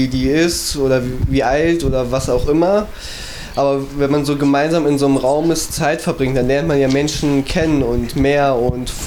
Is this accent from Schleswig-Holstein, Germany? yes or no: no; Essen, North Rhine-Westphalia, Germany; ich komme tatsächlich äh, nicht aus Bottrop, sondern aus Essen